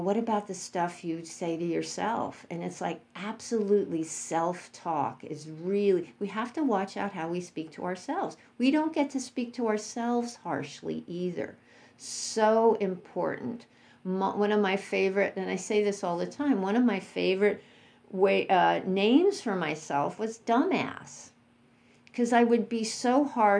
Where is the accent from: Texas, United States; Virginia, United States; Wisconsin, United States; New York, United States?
New York, United States; New York City; growing up in New York City